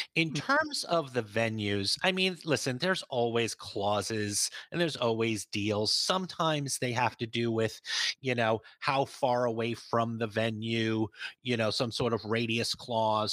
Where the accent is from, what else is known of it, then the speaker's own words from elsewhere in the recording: New York, United States; I'm from New York